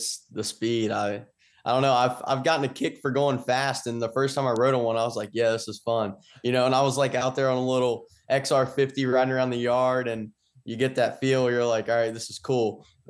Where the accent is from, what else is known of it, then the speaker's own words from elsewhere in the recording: Kentucky, United States; I'm from Kentucky.